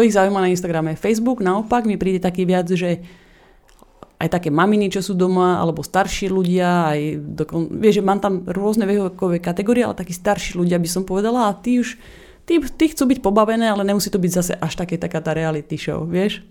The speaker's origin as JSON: {"language": "Slovak", "country": "Slovakia", "also_born_or_lived": "Australia", "moved": "as an adult", "lives_now": "Los Angeles, United States", "said": "som mala 20 rokov, som odišla zo Slovenska na opačnú stranu Zemegule"}